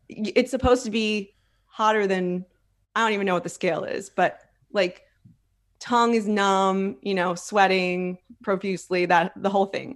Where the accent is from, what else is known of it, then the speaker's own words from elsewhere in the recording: Philadelphia, Pennsylvania, United States; now in Texas, United States; I'm from Philly